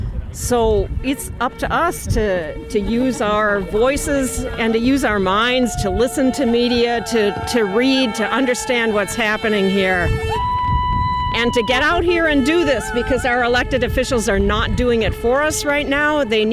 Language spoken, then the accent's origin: English; Wisconsin, United States; I was born in Wisconsin, I've been here for 64 years, and a state that I live